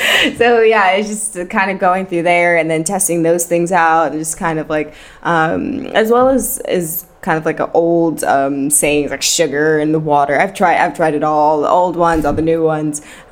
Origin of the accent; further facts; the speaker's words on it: New York City, New York, United States; moved away as an adult; also born or lived in Manhattan / Brooklyn; now in Amsterdam, Netherlands; I'm born and raised in Queens, New York